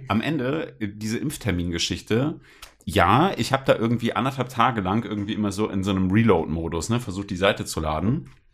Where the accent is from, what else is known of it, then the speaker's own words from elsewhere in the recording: Bremen, Germany; ich bin in Bremen aufgewachsen